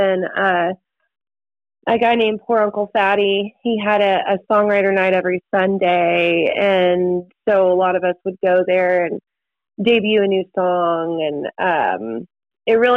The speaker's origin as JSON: {"language": "English", "town": "Destin", "region": "Florida", "country": "United States", "tie": "born or raised there", "said": "I'm a Florida girl. I grew up and was raised in the panhandle of Florida, in the Destin, Florida"}